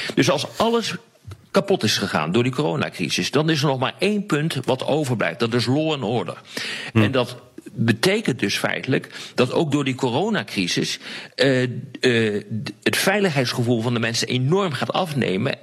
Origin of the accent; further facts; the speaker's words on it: Netherlands; Ik ben geen Amerikaan, ik ben Nederlander. Ik woon hier.